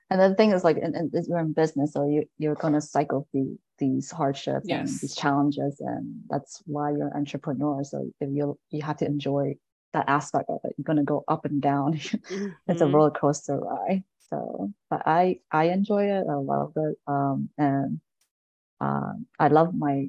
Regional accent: Delaware, United States; moved away as an adult; also born or lived in Bergen County, New Jersey; now in New Jersey, United States; I am New Jersey, but I grew up in Delaware.

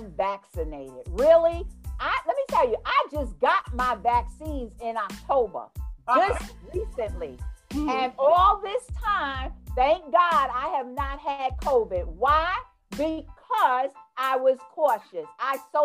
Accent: New York City, New York, United States; accent: New York; moved away as an adult; I'm from New York, originally Jamaica, Queens.

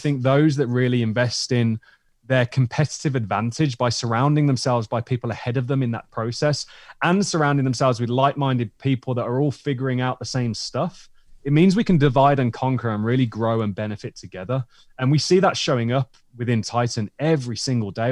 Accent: Tenerife, Canary Islands, Spain; now in United Kingdom; my friend Lydon, who I grew up with in Tenerife

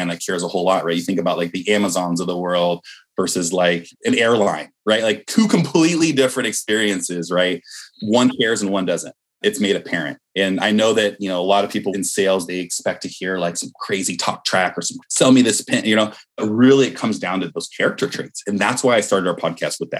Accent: Bay Area, California, United States; I'm from the Bay Area.

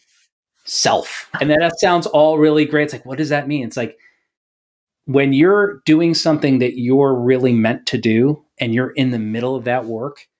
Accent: New York, United States; moved away; I'm from New York.

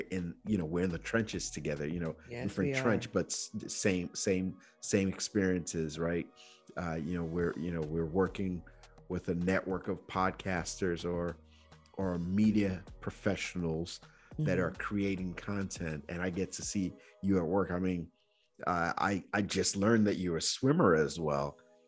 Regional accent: Nigeria; moved away; also born or lived in Georgia, United States; growing up in Nigeria

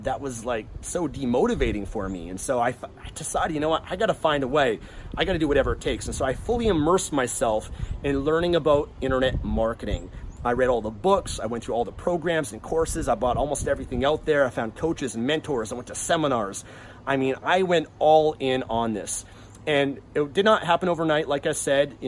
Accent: Vancouver, British Columbia, Canada; I'm from Vancouver, Canada, so that's where I came from.

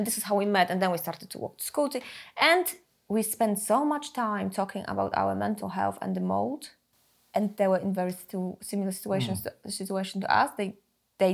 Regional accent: Poland; English is a second language; moved away; I was growing up in Poland, there were massive housing associations, big co-ops as well.

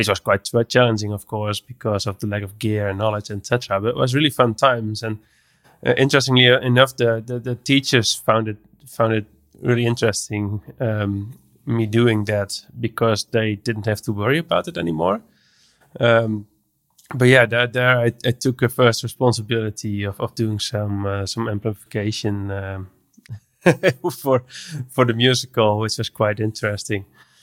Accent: Netherlands; English is a second language; I'm from the Netherlands. I'm an audio developer.

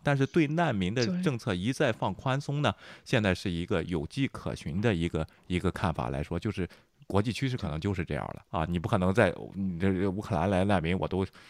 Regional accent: China; 咱们中国

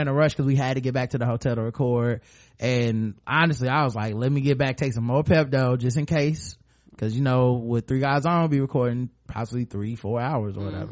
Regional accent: North Carolina, United States; We're from North Carolina.

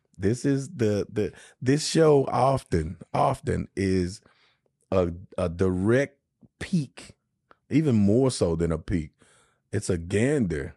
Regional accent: Shreveport, Louisiana, United States; moved away; my hometown of Shreveport

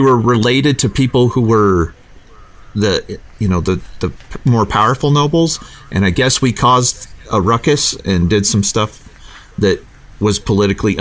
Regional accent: United States; I'm American.

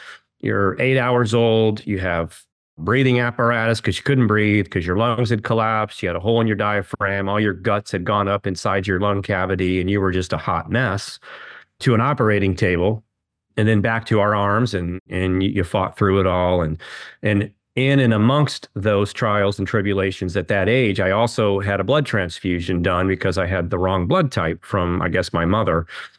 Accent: Kansas City, Missouri, United States; Well, I was born and raised in Kansas City.

